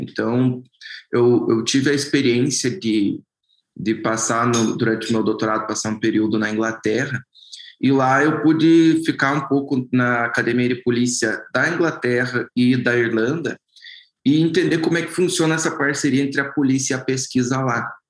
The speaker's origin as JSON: {"language": "Portuguese", "country": "Brazil"}